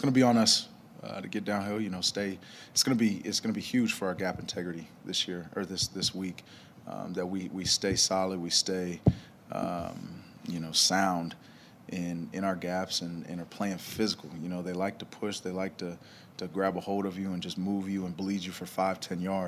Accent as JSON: {"language": "English", "region": "Texas", "country": "United States", "moved": "yes", "said": "I'm from Texas, went to school there"}